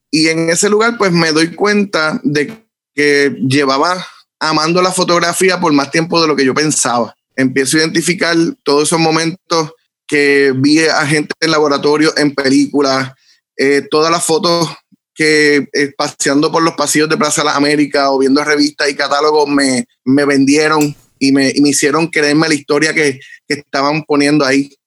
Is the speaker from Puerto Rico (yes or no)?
yes; Bayamón, Puerto Rico; also born or lived in Ceiba; yo nací en Ceiba, pero sí, criado en Bayamón